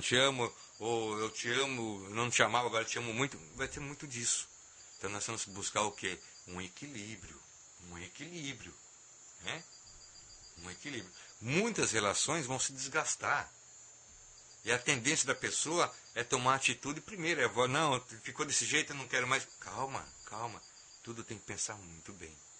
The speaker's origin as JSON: {"language": "Portuguese", "country": "Brazil", "said": "nós como Brasil, como, como brasileiros"}